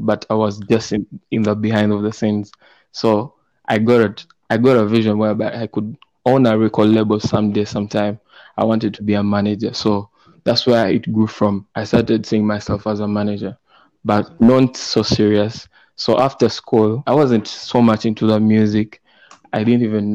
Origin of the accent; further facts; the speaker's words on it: Kampala, Central Region, Uganda; I was born and raised in Kampala, Uganda.